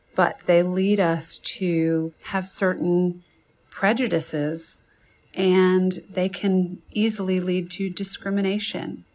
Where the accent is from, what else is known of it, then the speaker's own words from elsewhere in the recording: Birmingham, Alabama, United States; I was born in Birmingham, Alabama, grew up there